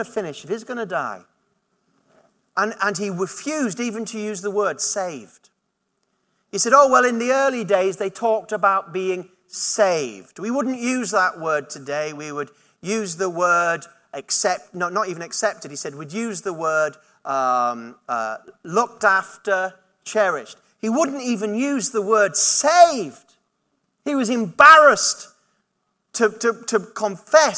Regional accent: Yorkshire and the Humber, United Kingdom; moved away as an adult; also born or lived in Durham; now in Buckinghamshire, United Kingdom; I was brought up in Yorkshire, I went to university in Durham

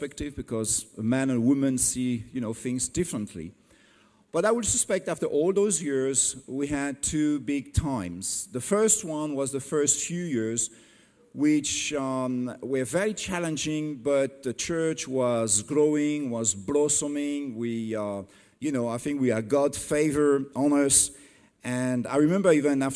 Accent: France; English is a second language; I'm not English, I'm French

